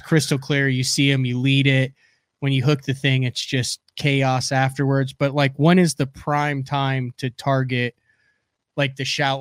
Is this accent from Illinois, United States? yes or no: yes; central Illinois, United States; moved away; also born or lived in Oklahoma; cornfields in central Illinois where I grew up.